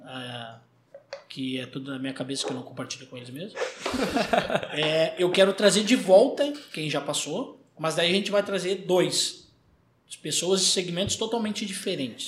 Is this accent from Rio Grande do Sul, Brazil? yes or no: yes; Porto Alegre, Rio Grande do Sul, Brazil; eu sou gaúcho de Porto Alegre